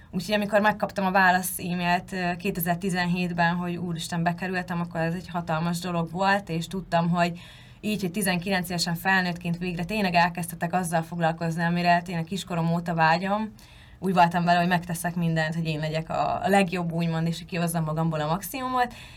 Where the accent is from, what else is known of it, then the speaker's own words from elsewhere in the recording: Hungary; moved away as an adult; vidékről származom